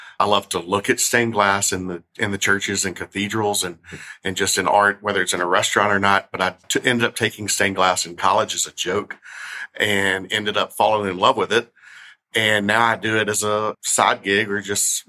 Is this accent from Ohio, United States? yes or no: no; Memphis, Tennessee, United States; I'm from Memphis. I grew up here in Memphis